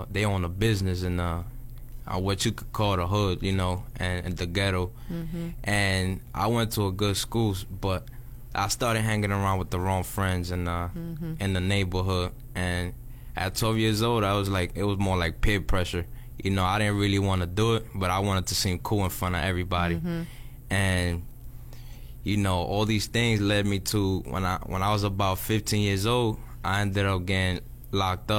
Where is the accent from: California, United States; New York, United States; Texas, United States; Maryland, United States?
New York, United States; moved away as an adult; now in Miami, United States